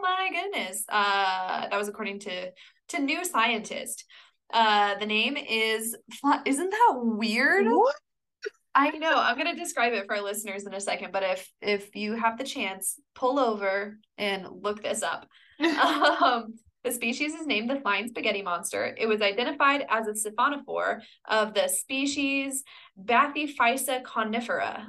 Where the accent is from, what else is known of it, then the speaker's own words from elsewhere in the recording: Kansas, United States; I'm from Kansas